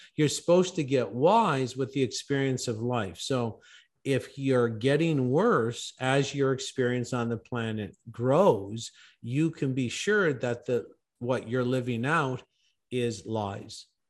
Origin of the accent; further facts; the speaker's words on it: Canada; I'm originally from Canada